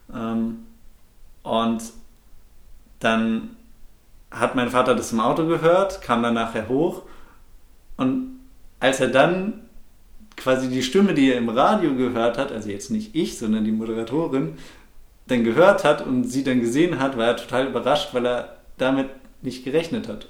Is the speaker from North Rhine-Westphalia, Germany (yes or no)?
yes; Bochum, North Rhine-Westphalia, Germany; also born or lived in Frankfurt; Ich bin in Frankfurt geboren, ähm, bin aber ja, relativ schnell mit ganz jungem Alter nach Bochum gekommen und dort auch komplett aufgewachsen